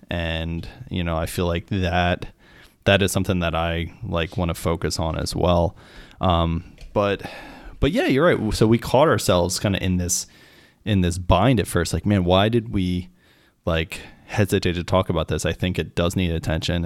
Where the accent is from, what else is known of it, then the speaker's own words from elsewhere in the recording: Pennsylvania, United States; I'm American. I was in the military. Like, I was raised here, like, in, in America and Pennsylvania